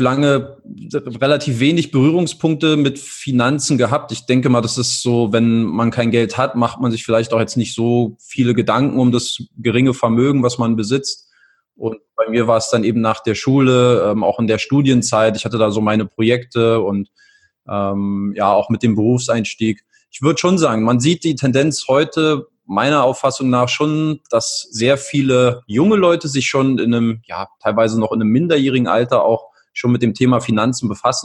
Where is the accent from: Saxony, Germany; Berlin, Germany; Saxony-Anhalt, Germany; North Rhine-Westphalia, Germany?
Berlin, Germany; moved away as an adult; also born or lived in England / Italy; Ich komme aus Berlin, ähm, wohnhaft, lebe auch aktuell seit vier Jahren wieder in Berlin, war vorher mal hier und da unterwegs, in England, in Italien